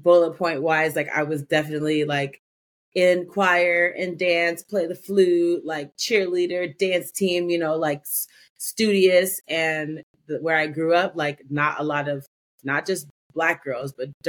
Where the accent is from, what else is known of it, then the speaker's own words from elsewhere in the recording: Evanston, Illinois, United States; I was born in a suburb of Chicago called Evanston.